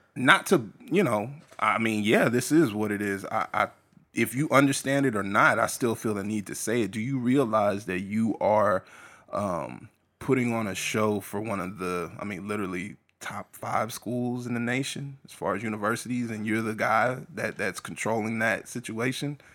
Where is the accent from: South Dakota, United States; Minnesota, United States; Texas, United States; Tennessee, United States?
Texas, United States; San Antonio; moved away; I came from San Antonio